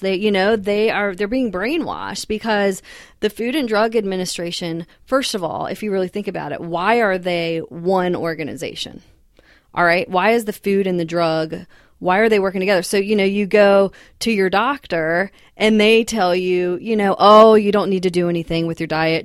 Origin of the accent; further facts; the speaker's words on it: the South, United States; also born or lived in Massachusetts; I'd always grown up in the South